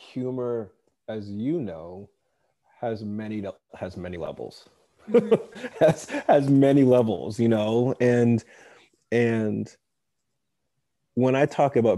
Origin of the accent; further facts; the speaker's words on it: suburban Massachusetts, United States; also born or lived in West Africa; I was born in West Africa. I grew up in New England in suburban Massachusetts.